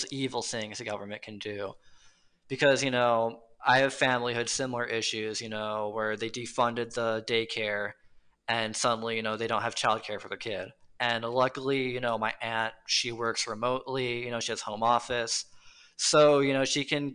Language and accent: English; Michigan, United States; I come from Michigan